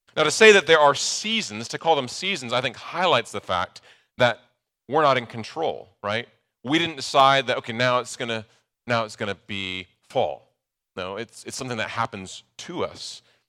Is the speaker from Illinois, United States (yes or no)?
no; Nebraska, United States; moved away; I grew up in Nebraska